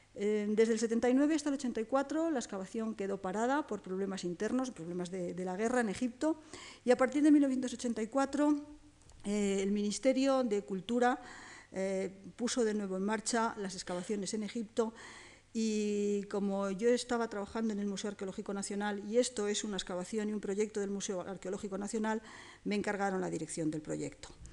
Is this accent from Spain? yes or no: yes; Spain; somos los españoles